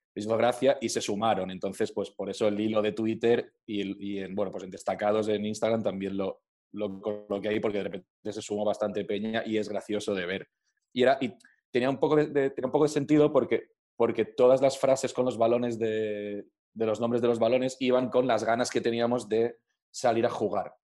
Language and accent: Spanish; Alcoy, Valencian Community, Spain; now in Madrid, Spain; yo soy alcoyano, yo soy de, de Alcoy